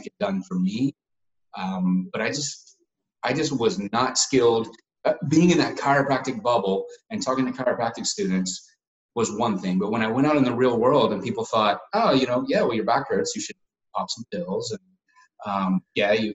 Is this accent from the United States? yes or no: yes; Asheville, North Carolina, United States; moved away as an adult; also born or lived in Dallas, Texas; my hometown in Asheville, North Carolina